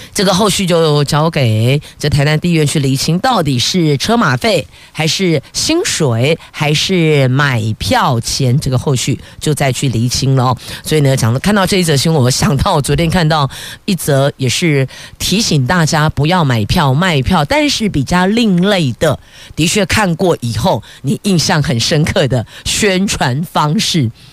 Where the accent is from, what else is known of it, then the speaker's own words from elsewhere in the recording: Taiwan; 我们台湾人这么热情